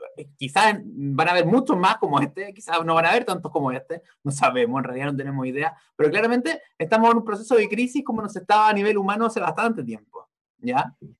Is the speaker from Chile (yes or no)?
yes; Chile; Yo nací en el año 82, básicamente yo me tocó vivir cuando era chico crisis en Chile, con lo de la dictadura, el retorno a la democracia